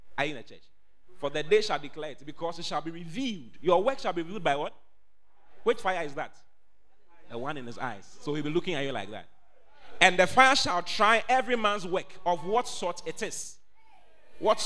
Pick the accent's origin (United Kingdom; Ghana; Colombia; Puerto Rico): Ghana; Accra, Greater Accra; moved away as an adult; now in Kumasi, Ghana; I was born and bred in Accra